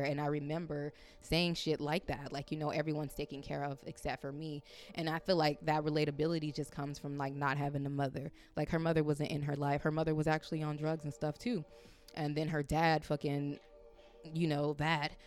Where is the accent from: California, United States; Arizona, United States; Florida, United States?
California, United States; moved away; I'm from Cali